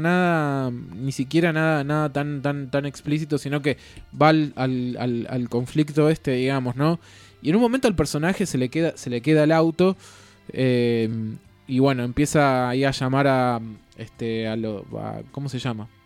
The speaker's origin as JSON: {"language": "Spanish", "region": "Buenos Aires", "country": "Argentina", "said": "yo también soy de Buenos Aires"}